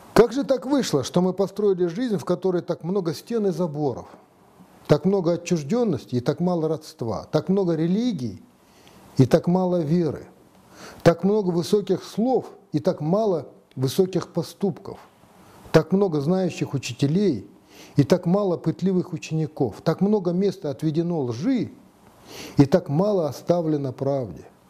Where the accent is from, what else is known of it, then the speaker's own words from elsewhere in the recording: Kazakhstan; Мы, казахи